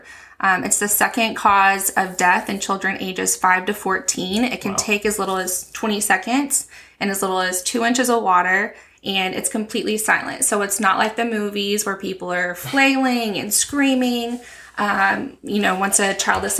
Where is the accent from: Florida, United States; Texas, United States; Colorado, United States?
Texas, United States; West; moved away as an adult; also born or lived in Stephenville, Texas / Del Rio, Texas / San Antonio, Texas; now in La Vernia, United States; I'm a Texas native, born and raised in West Texas up in the Panhandle